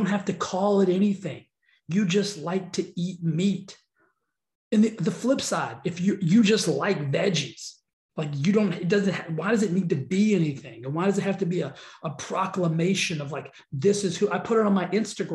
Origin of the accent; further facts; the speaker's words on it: the South, United States; I'm from the South